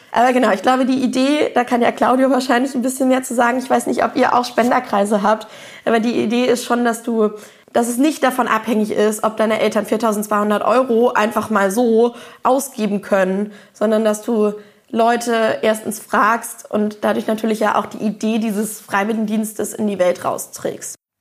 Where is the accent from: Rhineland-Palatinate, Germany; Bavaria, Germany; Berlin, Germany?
Berlin, Germany; ich komme aus Berlin